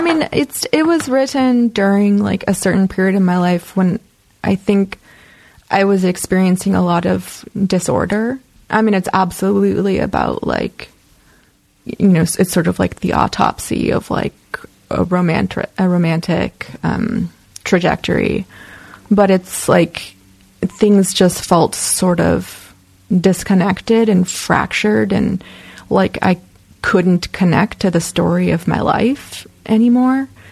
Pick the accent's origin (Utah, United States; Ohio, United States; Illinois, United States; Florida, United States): Illinois, United States; Chicago; moved away as an adult; also born or lived in Oakland, California / Iowa; now in Los Angeles, United States; a lot of people I knew growing up in Chicago were involved